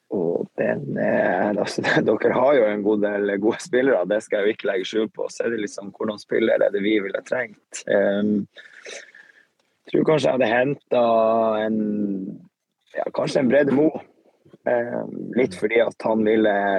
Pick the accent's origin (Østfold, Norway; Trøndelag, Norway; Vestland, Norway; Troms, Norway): Troms, Norway; Tromsø; så er vi hjemme i Tromsø